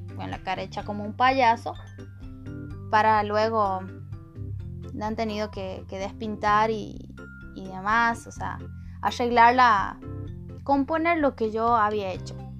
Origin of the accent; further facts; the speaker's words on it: El Portezuelo, Argentina; soy de la localidad del Portezuelo